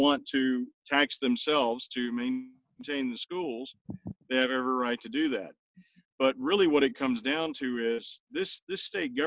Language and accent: English; South Louisiana, United States; now in West Virginia, United States; where I grew up in South Louisiana